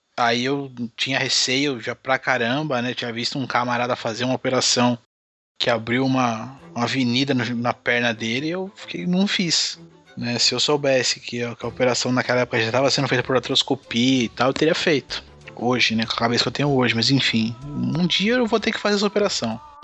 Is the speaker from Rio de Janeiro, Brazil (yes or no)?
no; Guarulhos, São Paulo, Brazil; como sempre aqui na minha terra de Guarulhos